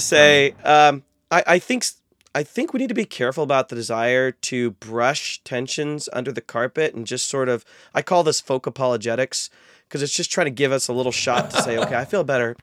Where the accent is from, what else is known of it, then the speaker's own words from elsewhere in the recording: North Central Ohio, United States; I actually was born and raised in North Central Ohio